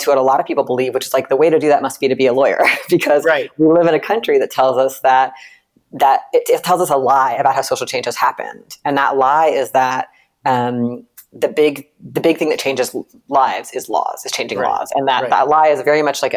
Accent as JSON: {"language": "English", "region": "central Virginia", "country": "United States", "tie": "born or raised there", "said": "I grew up in a rural place in central Virginia"}